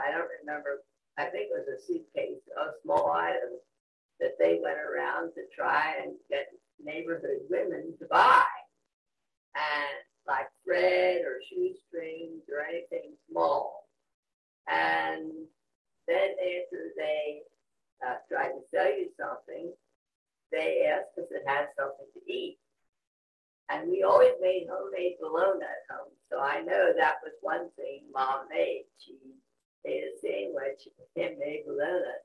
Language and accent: English; Willow Street, Pennsylvania, United States; I grew up in Willow Street, but I went to Stradbury Mennonite Church